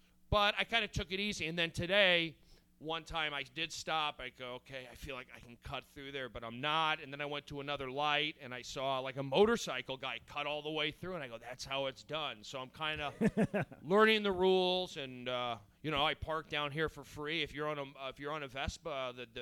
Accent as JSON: {"language": "English", "town": "Los Angeles", "region": "California", "country": "United States", "tie": "born or raised there", "said": "I'm from Reseda. Public schools, busing."}